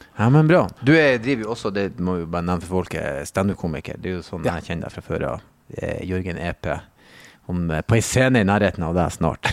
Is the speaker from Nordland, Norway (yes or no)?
yes; Bodø, Nordland, Norway; moved away; det er vel tre bussruter i Bodø